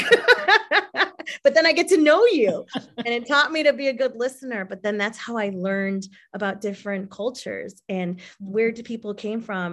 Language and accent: English; Illinois, United States; I was born here, but my roots and my heritage and my culture are from Mexico